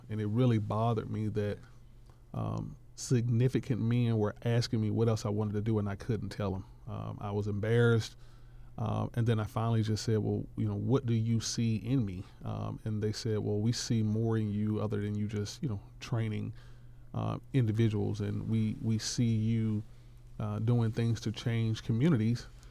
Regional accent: Atlanta, Georgia, United States; I was born and raised in Bankhead

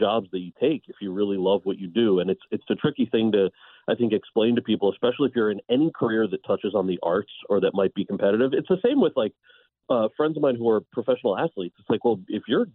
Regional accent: New Jersey, United States; moved away; also born or lived in California; I was born and raised in New Jersey

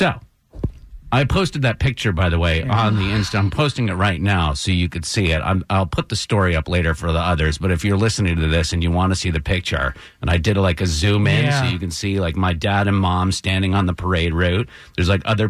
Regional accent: Brattleboro, Vermont, United States; the Brattleboro, my hometown historical society

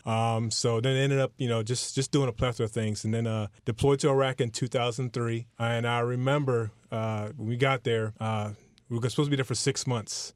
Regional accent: Clarksville, Tennessee, United States; moved away as an adult; now in Miami, United States; I'm, I'm new to Miami. I'm, I'm from Clarksville, Tennessee

